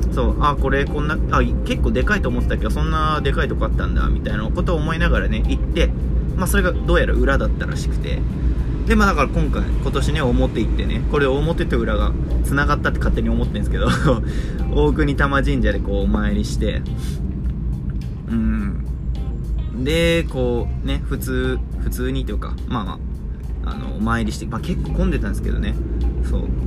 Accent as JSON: {"language": "Japanese", "town": "Urawa", "region": "Saitama", "country": "Japan", "tie": "born or raised there", "said": "あの埼玉出身なんですけど埼玉の浦和の方出身で自分俺がね"}